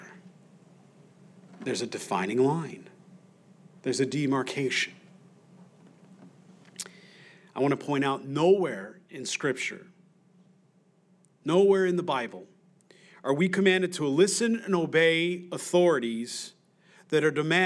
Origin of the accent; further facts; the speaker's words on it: United States; I'm an American.